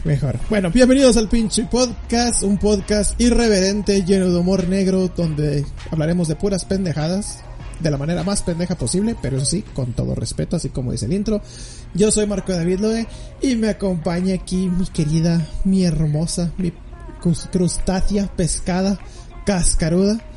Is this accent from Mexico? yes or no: yes; Mexico; como mexicano